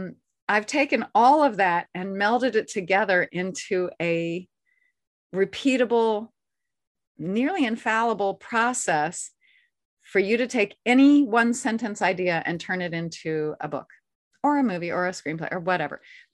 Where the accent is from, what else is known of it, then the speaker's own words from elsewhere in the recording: the South, United States; like I said, I'm a Southerner, so.